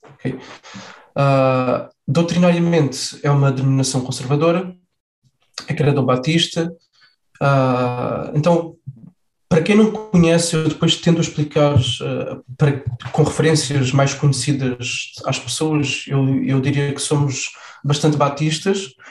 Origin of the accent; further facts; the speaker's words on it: Faro, Algarve, Portugal; Eu sou nascido em Faro, cresci em Faro, estudei em Faro.